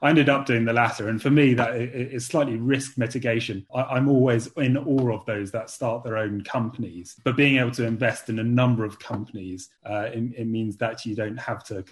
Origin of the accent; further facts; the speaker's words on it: England, United Kingdom; also born or lived in China / London; So while I come from England, I did university in China.